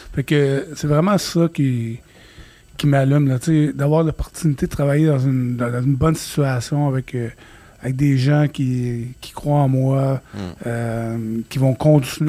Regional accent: Quebec, Canada; Je suis québécois

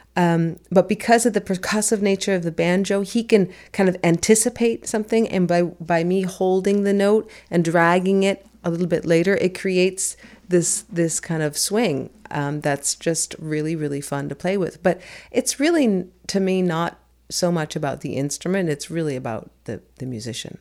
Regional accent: San Francisco, California, United States; also born or lived in New York City; I was born in New York City, but I was raised in San Francisco

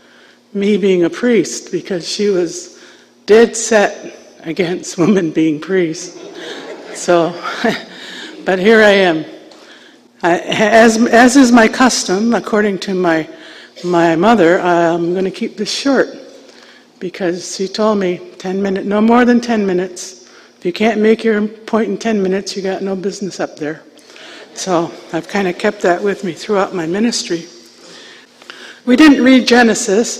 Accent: Onondaga Nation, south of Syracuse, New York, United States; I was raised at the Onondaga Nation, which is south of Syracuse, New York.

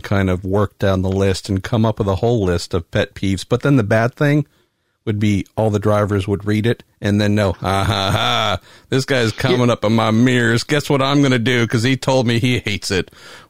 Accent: United States; I'm the American

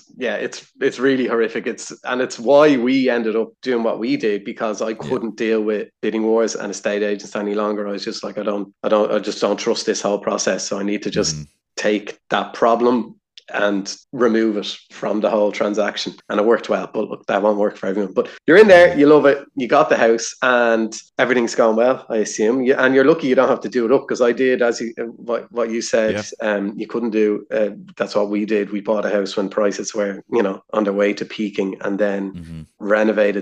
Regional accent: Ireland; as Irish people

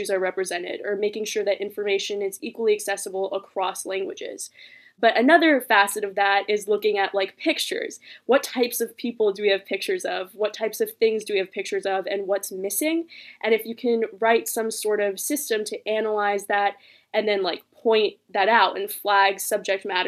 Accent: Palo Alto, California, United States; also born or lived in Los Angeles, California; I was born in Los Angeles, but I moved to Palo Alto right like when I was 2 years old. So I've grown up here basically my whole life

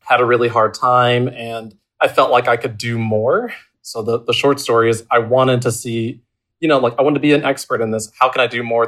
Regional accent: Georgia, United States; also born or lived in South Texas; now in Kentucky, United States; I'm from Georgia

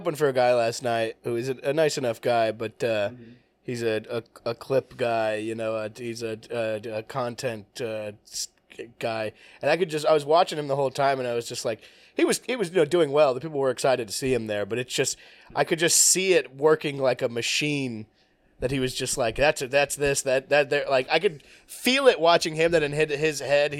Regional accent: Bakersfield, California, United States; moved away; But I'm from Bakersfield.

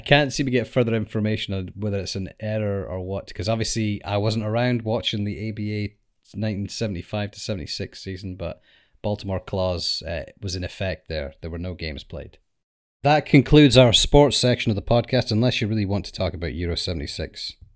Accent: United Kingdom; we're from the United Kingdom

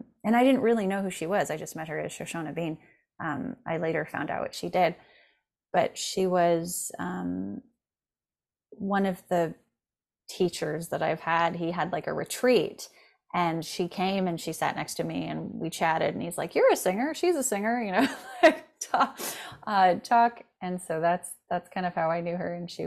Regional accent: France; I grew up in France for like half my, development childhood.

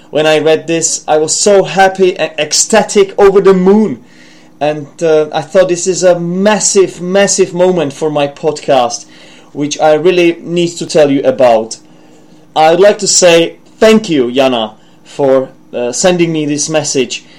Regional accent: Czechia; accent: Czech; first language Czech; English is a second language; my own accent, which might be influenced by, not might, but it certainly is influenced by my mother tongue, which is a Czech language

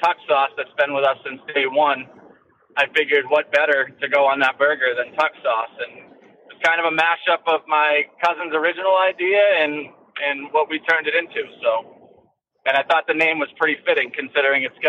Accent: Derry, New Hampshire, United States; also born or lived in Tampa, Florida; now in Chester, United States; I'm pretty much born and raised in Derry and spent 30 years there and just recently moved to Chester

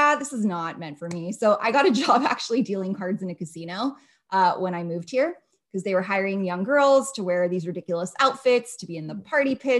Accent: outside of Los Angeles, California, United States; moved away as an adult; also born or lived in Las Vegas; I grew up outside of Los Angeles

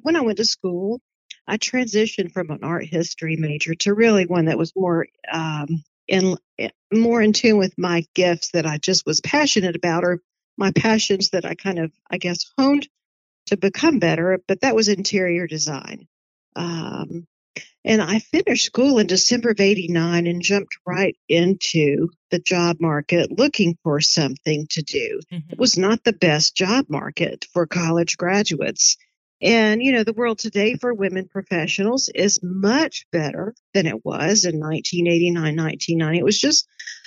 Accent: Dalton, Georgia, United States; I grew up in Dalton, Georgia.

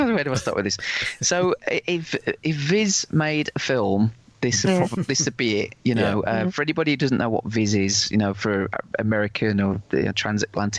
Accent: Wolverhampton, West Midlands, United Kingdom; I come from Wolverhampton, and Wolverhampton was voted once the fifth worst city in the world.

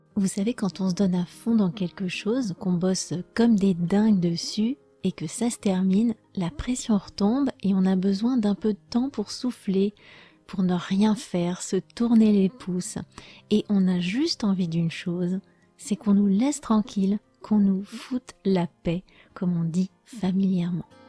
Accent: France; je suis française

